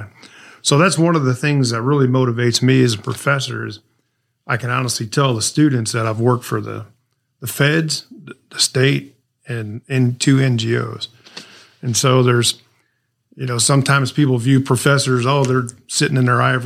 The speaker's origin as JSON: {"language": "English", "town": "St. Louis", "region": "Missouri", "country": "United States", "tie": "born or raised there", "said": "I grew up in St. Louis, Missouri"}